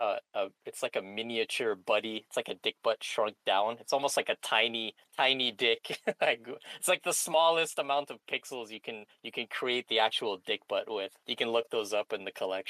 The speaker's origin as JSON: {"language": "English", "country": "Canada", "said": "I'm Canadian"}